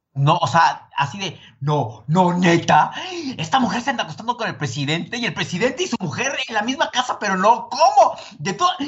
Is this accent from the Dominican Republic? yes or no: no; Mexico; yo, el mexicano